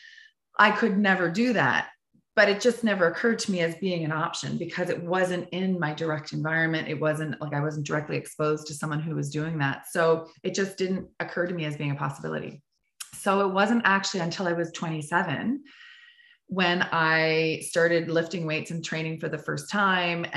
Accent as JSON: {"language": "English", "region": "Prince Edward Island", "country": "Canada", "tie": "born or raised there", "said": "I grew up in Prince Edward Island, the smallest province in Canada off the East Coast"}